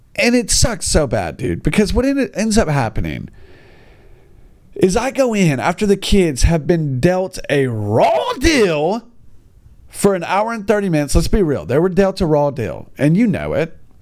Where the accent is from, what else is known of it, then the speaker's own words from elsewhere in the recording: United States; I'm just an American